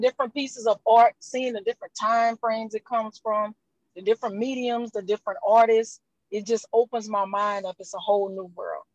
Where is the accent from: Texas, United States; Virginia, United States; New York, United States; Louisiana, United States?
Louisiana, United States; Houma; I'm from Louisiana. I'm from Houma, Louisiana, 45 miles south of New Orleans.